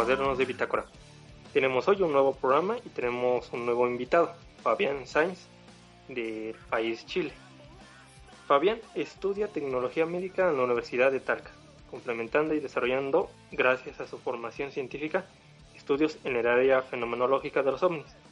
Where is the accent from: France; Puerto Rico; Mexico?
Mexico; mi país, México